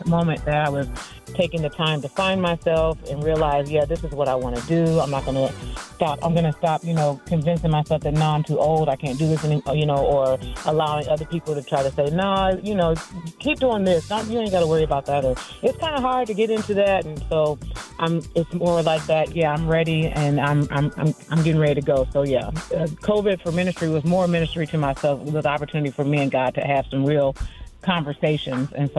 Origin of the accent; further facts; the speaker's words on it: Peoria, Illinois, United States; I am from Peoria, Illinois, a city about 2 hours south of Chicago.